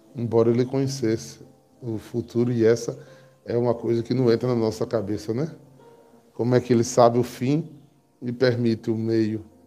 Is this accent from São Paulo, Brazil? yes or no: no; João Pessoa, Paraíba, Brazil; eu nasci em João Pessoa.